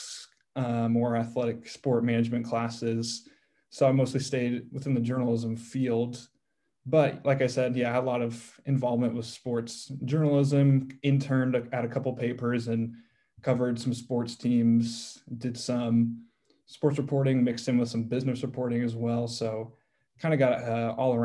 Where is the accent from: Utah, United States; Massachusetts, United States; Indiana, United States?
Indiana, United States; Carmel; I grew up in Carmel, Indiana